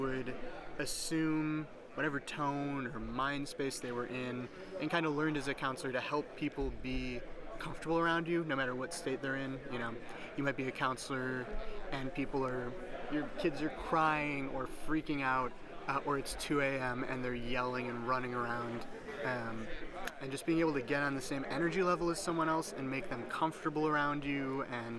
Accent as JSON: {"language": "English", "town": "Deerfield", "region": "Illinois", "country": "United States", "moved": "yes", "lives_now": "Brooklyn, United States", "said": "originally from Deerfield, Illinois, and now I live in beautiful Brooklyn, New York"}